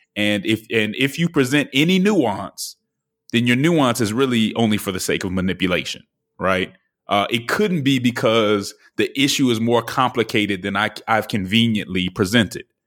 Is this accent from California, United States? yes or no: no; Denver, Colorado, United States; moved away; the city of Denver, which is my hometown.